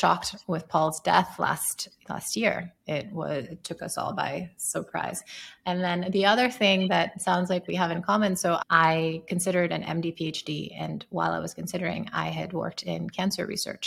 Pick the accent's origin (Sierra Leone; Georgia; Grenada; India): Sierra Leone; moved away; I grew up in Sierra Leone, seventh poorest country in the world, worst place in the world to be a mom